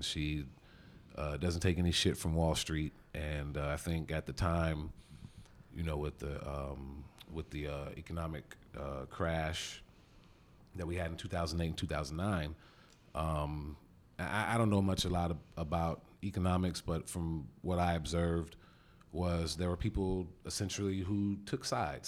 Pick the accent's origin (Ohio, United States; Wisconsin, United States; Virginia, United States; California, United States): California, United States; Sacramento; now in Washington, D.C., United States; Originally from Sacramento, California